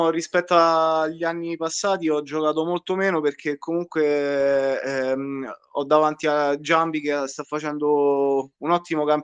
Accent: Civitavecchia, Lazio, Italy; diciamo che noi, siccome siamo di Civitavecchia e, eh, e eh, facciamo una macchinata con eh, i ragazzi

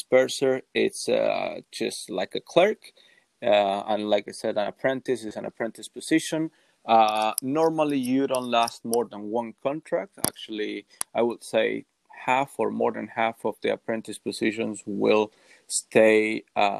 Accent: Uruguay; I'm from Uruguay

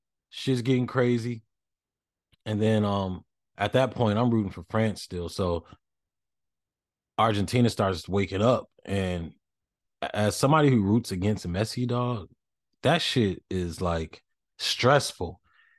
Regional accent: United States; But, you know, I'm too American for that.

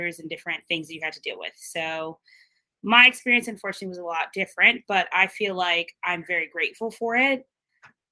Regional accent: South Florida, United States; also born or lived in Brooklyn, New York; living in South Florida for my whole life

